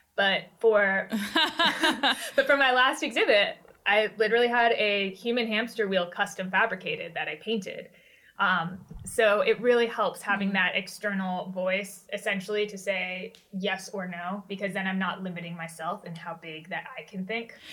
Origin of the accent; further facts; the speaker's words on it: Washington, District of Columbia, United States; I grew up in the Washington, right. D.C. area